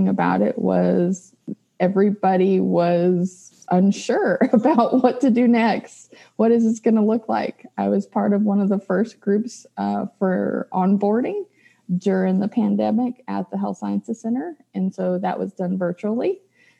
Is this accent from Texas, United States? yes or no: yes; Lamesa, Texas, United States; moved away as an adult; now in Lubbock, United States; I'm a West Texas girl, so I was born and raised in La Mesa, Texas, and I came to the big city to go to school.